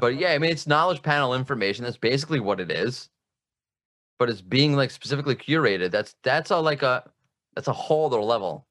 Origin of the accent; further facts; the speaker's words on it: United States; now in Israel; I'm from America, but now I live in Israel